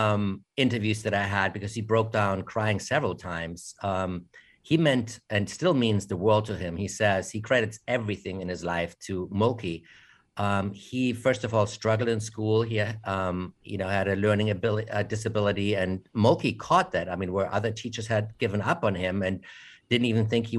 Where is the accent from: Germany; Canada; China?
Germany; Munich, Bavaria; moved away as an adult; now in United States; I'm from Germany originally, although I was born in America, raised in Germany, and then came back to study at the American Film Institute